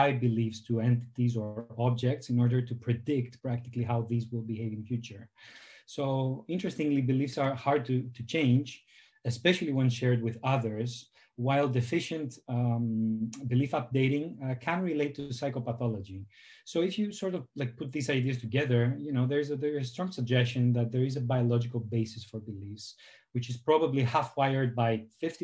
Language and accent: English; Greece; moved away as an adult; now in Amsterdam, Netherlands; I'm from Greece